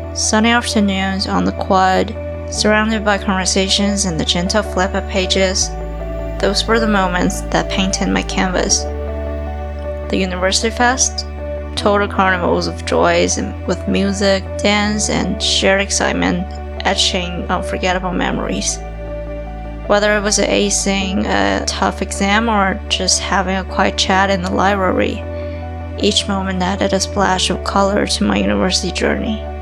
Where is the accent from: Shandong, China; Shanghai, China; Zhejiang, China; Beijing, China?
Beijing, China; moved away as an adult; now in Ottawa, Canada; I was attending a university in my hometown, Beijing.